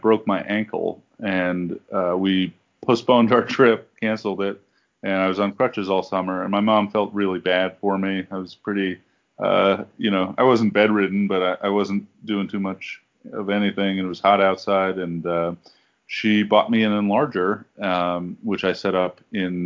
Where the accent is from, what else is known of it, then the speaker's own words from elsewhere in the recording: New York City, New York, United States; I grew up in the Bronx